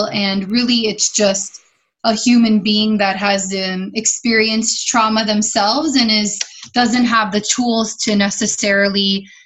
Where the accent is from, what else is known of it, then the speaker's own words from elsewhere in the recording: Miami, Florida, United States; I grew up in Miami, Florida.